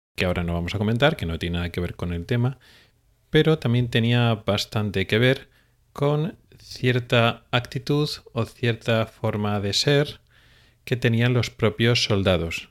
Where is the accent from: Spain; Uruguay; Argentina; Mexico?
Spain; los que nos hemos educado en una especie de tradición española